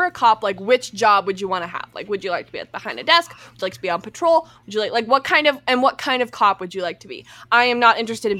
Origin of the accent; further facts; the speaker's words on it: Alberta, Canada; moved away as an adult; also born or lived in Vancouver; I can say I'm from Alberta, Canada, but I will be living in Vancouver.